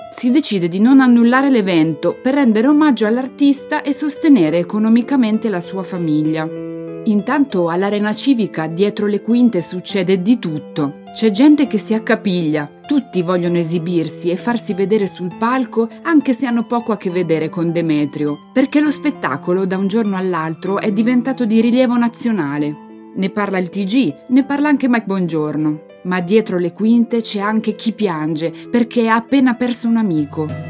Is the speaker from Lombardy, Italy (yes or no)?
yes; Milan, Lombardy, Italy; sono nata a Porta Romana quando ancora esistevano le case di ringhiera